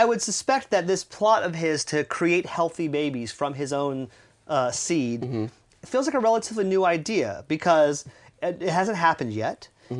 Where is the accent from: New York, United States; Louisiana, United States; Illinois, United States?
Louisiana, United States; I am from Louisiana, you guys. If you can't tell by my accent, I will tell you by my words.